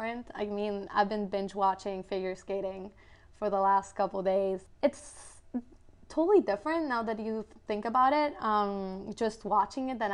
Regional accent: Guatemala; moved away; I am originally from Guatemala

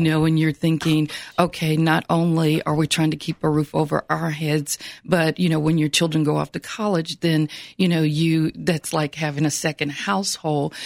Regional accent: Franklin, Tennessee, United States; I'm originally from Franklin, Tennessee

